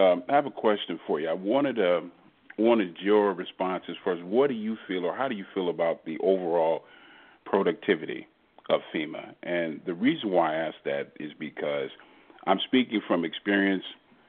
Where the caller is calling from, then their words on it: Houston, Texas, United States; also born or lived in Southern California / Long Beach, Mississippi; I'm calling from Houston, Texas.